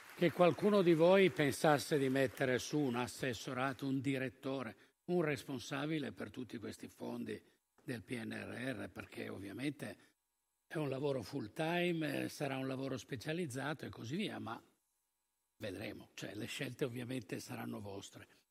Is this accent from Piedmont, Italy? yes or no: yes; Turin, Piedmont, Italy; come torinesi